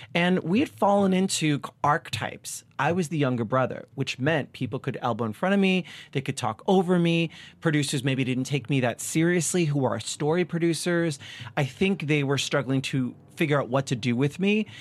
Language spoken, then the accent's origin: English; Long Island, New York, United States; I was a kid from Long Island